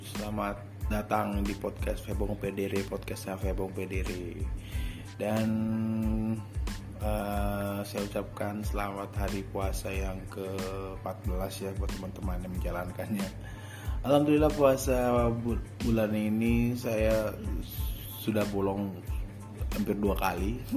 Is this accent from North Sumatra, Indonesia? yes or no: yes; Medan, North Sumatra, Indonesia; yang uh, barengan saya dari kecil lah waktu saya di Medan situ